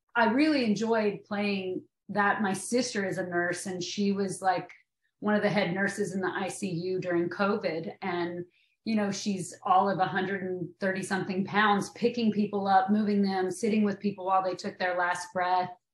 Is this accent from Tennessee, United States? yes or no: yes; Maynardville, Tennessee, United States; moved away as an adult; I'm from Tennessee, and we there we say it Van Dien